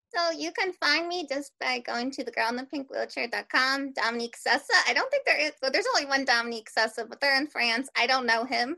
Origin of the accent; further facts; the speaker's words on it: Philadelphia, Pennsylvania, United States; now in Eastern Shore, Maryland, United States; I'm originally not from a rural area, I'm from Philadelphia. So, I say Wooder.